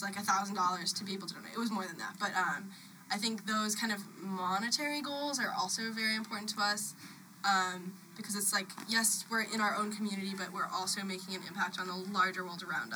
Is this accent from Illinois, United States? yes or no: yes; Chicago, Illinois, United States; we're all from Chicago